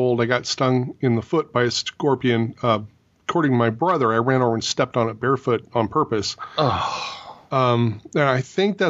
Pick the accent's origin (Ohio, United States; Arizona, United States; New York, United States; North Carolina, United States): Arizona, United States; Tucson; moved away; I was born and raised in Arizona, so I remember these as a kid.